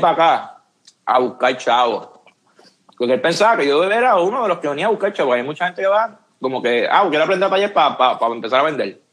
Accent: Puerto Rico; moved away as an adult; now in San Antonio, United States

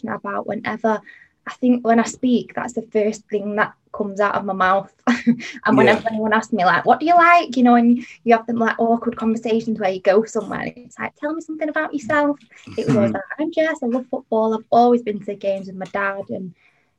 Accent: Manchester, North West England, United Kingdom; I am from Manchester. I've always lived here, grown up here.

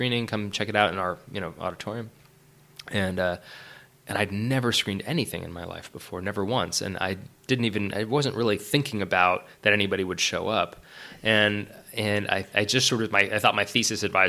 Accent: Orinda, California, United States; also born or lived in San Francisco; now in Los Angeles, United States; I'm from the Bay Area originally, from San Francisco. I was born in the city proper and then raised in the East Bay, a little town called Orinda

